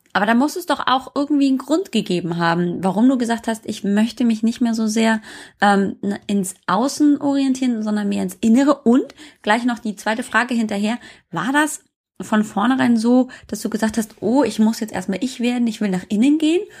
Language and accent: German; Munich, Bavaria, Germany; ich komme ja aus München